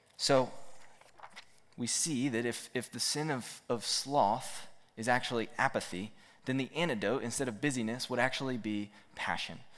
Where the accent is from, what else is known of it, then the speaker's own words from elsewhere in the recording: Roanoke, Virginia, United States; I grew up here in Roanoke